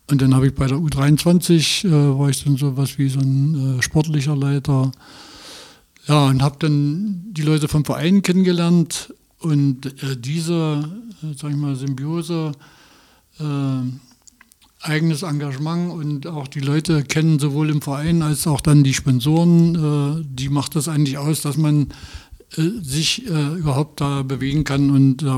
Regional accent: Altenweddingen, Saxony-Anhalt, Germany; born there; also born or lived in Magdeburg; Nee, nee, ich bin nicht in Magdeburg geboren, ich bin in Altenweddingen geboren.

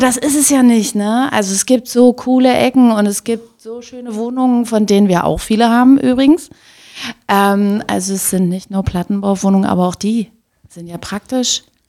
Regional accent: Magdeburg, Saxony-Anhalt, Germany; moved away as an adult; now in Leipzig, Germany; geboren bin ich in Reform. Okay. Und dann wirklich in Olmenstedt groß geworden

